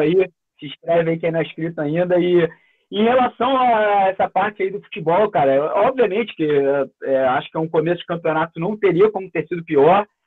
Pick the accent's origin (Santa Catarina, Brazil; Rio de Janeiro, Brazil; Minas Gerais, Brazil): Rio de Janeiro, Brazil; Niterói; sou é, de Niterói, do Rio de Janeiro